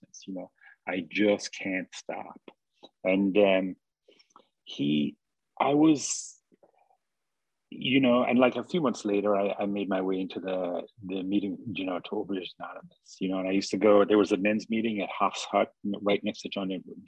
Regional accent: Ireland; I grew up in Ireland and like in a very remote, very distinct place

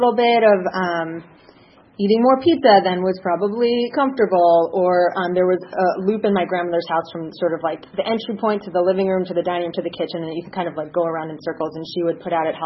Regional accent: Cleveland, Ohio, United States; I grew up in Cleveland, Ohio

